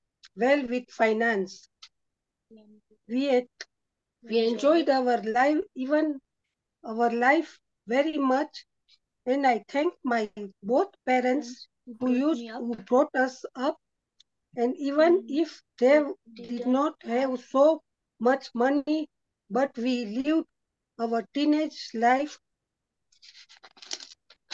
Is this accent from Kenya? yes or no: yes; Nyeri, Central Province, Kenya; I was born and in Kenya in a town called Nyeri, brought up in Nyeri